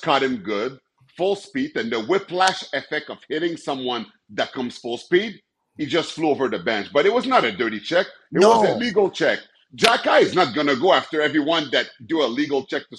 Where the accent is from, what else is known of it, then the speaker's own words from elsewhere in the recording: Montreal, Quebec, Canada; also born or lived in Edmonton; Montreal's my hometown